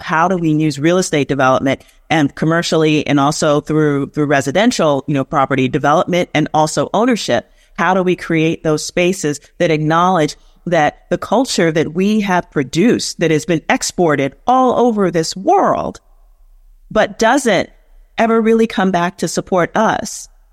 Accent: New York City, New York, United States; I'm from the South, South Bronx, so South Bronx all day

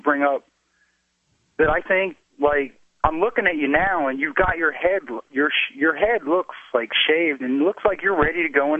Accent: Philadelphia, Pennsylvania, United States; Because I'm from Philly.

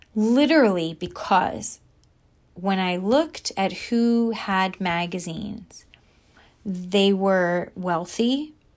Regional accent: New Jersey, United States; I was a girl from New Jersey who grew up at the beach

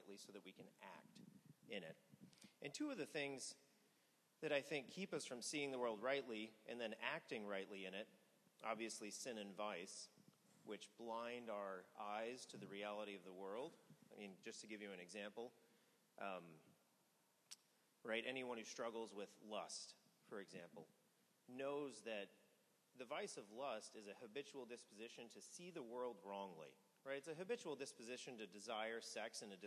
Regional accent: Missouri, United States; I grew up in Missouri.

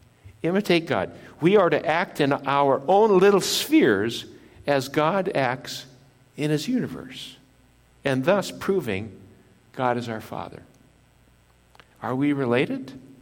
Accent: Japan; I was born in Japan, lived in Japan

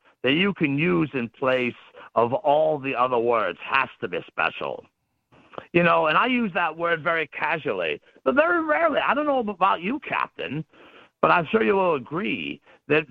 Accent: Pennsylvania, United States; I put myself out there as the ultimate example of a Pennsylvanian. I mean, I eat like one, I talk like one

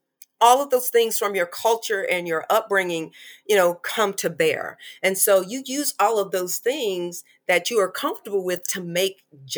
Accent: North Carolina, United States; I live in Charlotte, North Carolina, and I grew up in North Carolina.

